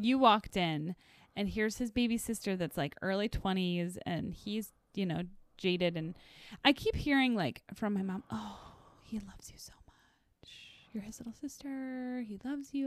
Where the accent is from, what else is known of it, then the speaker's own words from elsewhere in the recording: the Northwoods, United States; I was from the Northwoods